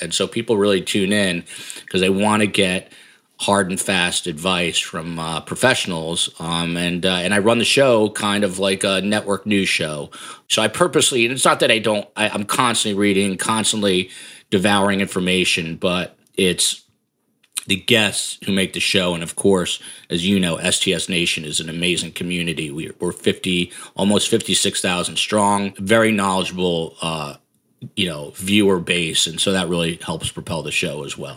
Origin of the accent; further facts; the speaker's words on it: New Jersey, United States; also born or lived in Washington, D.C.; I ended up back in my home state, hometown. My home state is New Jersey